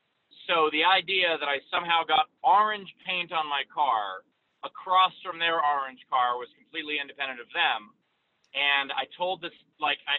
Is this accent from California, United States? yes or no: no; New York, United States; I'm a New Yorker